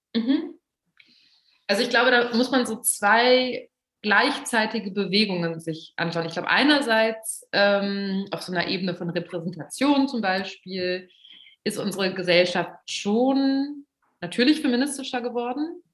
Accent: Braunschweig, Lower Saxony, Germany; now in Berlin, Germany; ich bin in Braunschweig aufgewachsen

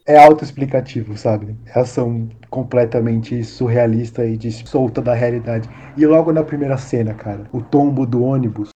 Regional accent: Brazil; a gente é brasileiro

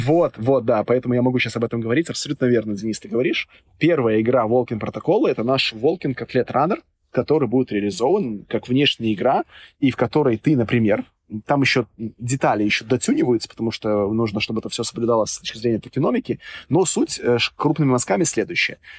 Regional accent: Minsk, Belarus; я вот сам родом из Минска

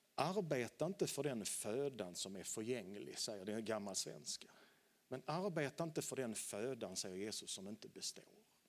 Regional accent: Landskrona, Skåne, Sweden; Jag är uppvuxen i pingkyrkan i Landskrona

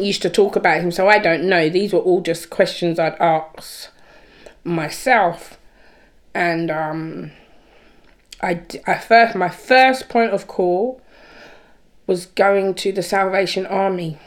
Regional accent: Birmingham, West Midlands, United Kingdom; was born in Birmingham

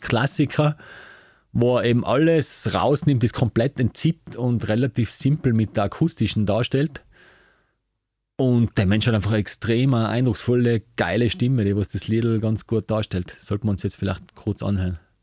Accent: Tyrol, Austria; bei uns in Tirol

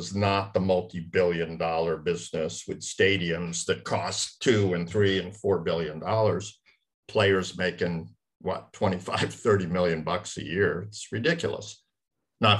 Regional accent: East Coast, United States; I grew up on the East Coast

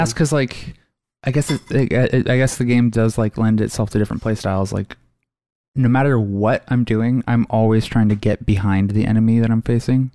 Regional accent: Redmond, Washington, United States; there's definite things that I grew up with in Redmond

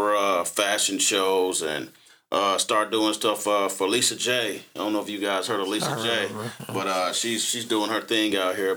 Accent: Tulsa, Oklahoma, United States; I was born on Black Wall Street

